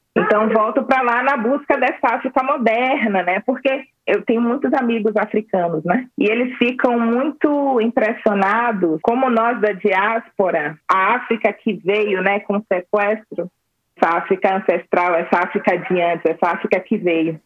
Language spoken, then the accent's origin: Portuguese; Salvador, Bahia, Brazil; Salvador, né, minha terra